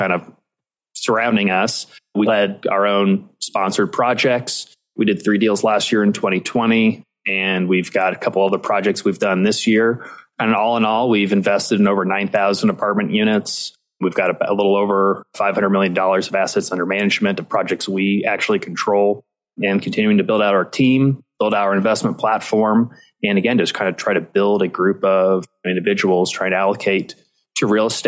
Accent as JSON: {"language": "English", "town": "Indianapolis", "region": "Indiana", "country": "United States", "tie": "born or raised there", "also_born_or_lived": "New York City", "said": "I ended up moving back to Indianapolis, which is my hometown"}